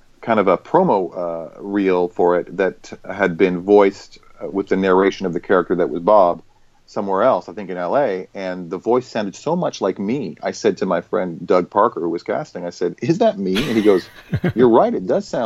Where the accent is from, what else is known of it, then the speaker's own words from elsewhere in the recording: Vancouver, British Columbia, Canada; I was born and raised in Vancouver